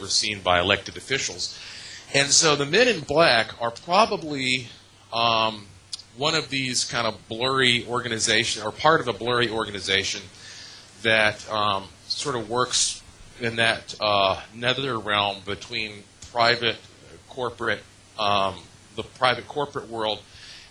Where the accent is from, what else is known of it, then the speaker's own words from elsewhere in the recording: Asheville, North Carolina, United States; I was born in Asheville, North Carolina. Both sides of my family have been in that area literally for hundreds of years. So I'm about as native as a non-Native American could be